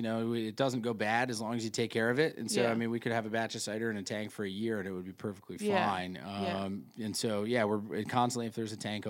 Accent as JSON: {"language": "English", "region": "New York", "country": "United States", "said": "I'm from Central New York originally, so I like to show a little love"}